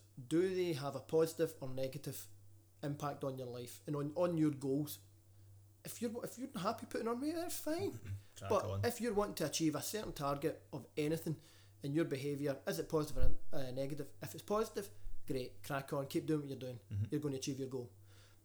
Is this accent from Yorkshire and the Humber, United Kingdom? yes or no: no; West of Scotland, United Kingdom; accent: West of Scotland; if there's anybody from outside the west of Scotland that can't understand us